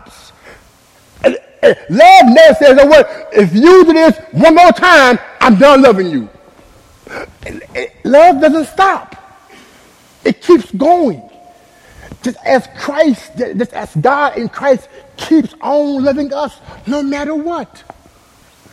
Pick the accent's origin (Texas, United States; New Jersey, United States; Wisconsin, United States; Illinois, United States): Texas, United States; Dallas; I was born and raised in Oak Cliff, Texas